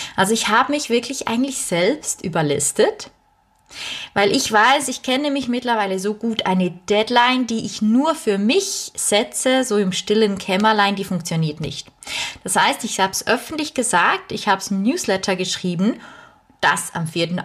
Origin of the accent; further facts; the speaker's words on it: Bernese German, Switzerland; accent: Bernese German (Berndeutsch); first language Bernese German; German is a second language; Ich bin Schweizerin ich weiß, man hört es nicht immer direkt auf den äh, ersten auf den ersten Blick ist falsch, auf die erste, aufs erste Hinhören. Aber normalerweise spreche ich Berndeutsch